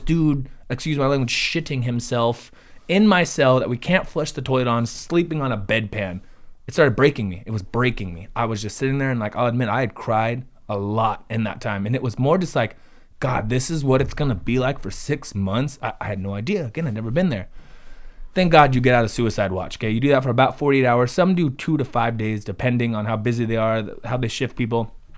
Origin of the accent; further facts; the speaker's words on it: Ventura County, California, United States; we're from Ventura County